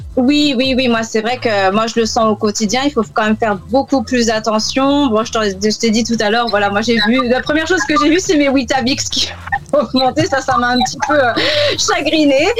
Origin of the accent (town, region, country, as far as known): France; accent: French; moved away as an adult; now in London, United Kingdom